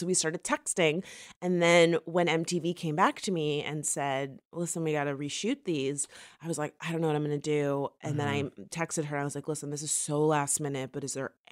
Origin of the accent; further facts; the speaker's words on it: Florida, United States; I'm from Florida.